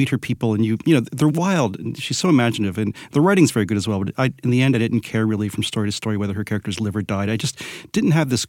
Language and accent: English; Southwest Florida, United States; I grew up in Southwest Florida in large part.